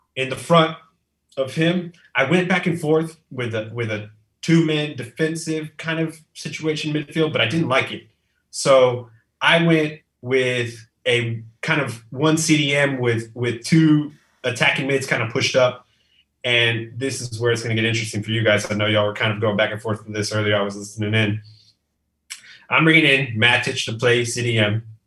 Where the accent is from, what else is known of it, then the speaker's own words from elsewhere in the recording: Texas, United States; now in McAllen, United States; I'm from Texas. I live in South South Texas now. I'm in, in McAllen, close to the border.